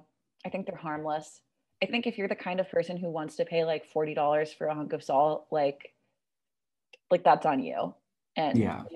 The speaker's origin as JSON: {"language": "English", "region": "California", "country": "United States", "tie": "born or raised there", "said": "I grew up in California"}